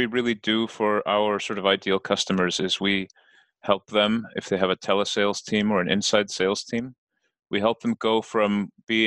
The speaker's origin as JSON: {"language": "English", "country": "Iceland", "said": "I'm from Iceland"}